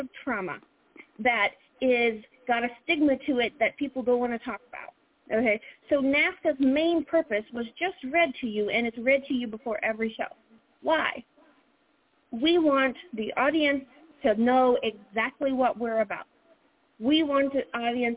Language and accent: English; the South, United States; accent: Southern; I'm a Southerner